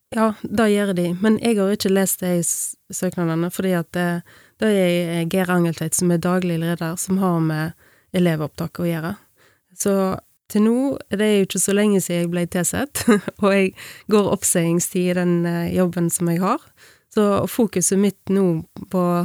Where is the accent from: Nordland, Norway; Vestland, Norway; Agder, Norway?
Vestland, Norway; Bømlo; moved away as an adult; also born or lived in Bergen; jeg kommer fra Bømlo. Vokste opp på en liten gard på Laurhamar